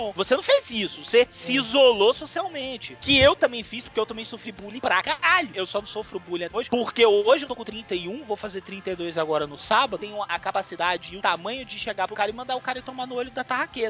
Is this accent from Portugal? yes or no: no; Brazil; Eu também sou brasileiro.